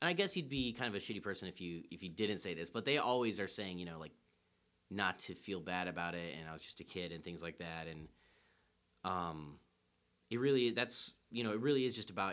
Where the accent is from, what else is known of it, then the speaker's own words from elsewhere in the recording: Chicago, Illinois, United States; also born or lived in Columbus, Ohio; we moved from Columbus to Chicago when I was 9